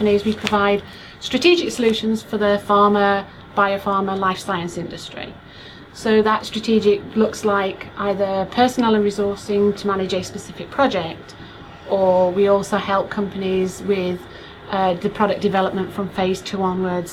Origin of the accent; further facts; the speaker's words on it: Yorkshire and the Humber, United Kingdom; moved away as an adult; also born or lived in south coast of England; now in United States; I'm from Yorkshire in the United Kingdom